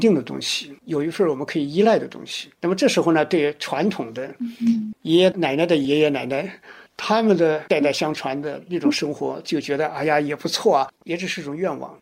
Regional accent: China; 我们中国人

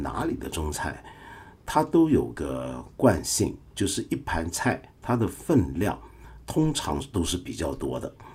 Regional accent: Taiwan; moved away; 小时候在台湾读唐鲁孙先生的著作

